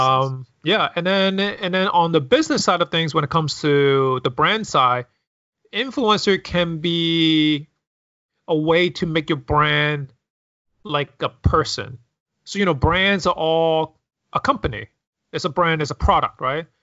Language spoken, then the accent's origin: English; New York City, New York, United States; growing up in New York City